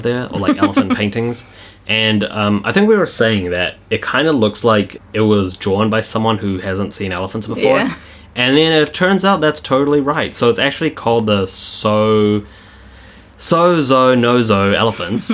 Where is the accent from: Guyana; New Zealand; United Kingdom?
New Zealand; we're from New Zealand